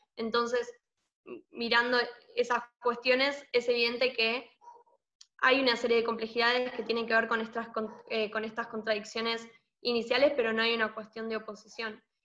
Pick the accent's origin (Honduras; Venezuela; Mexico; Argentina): Argentina; lo que estamos atravesando como Argentina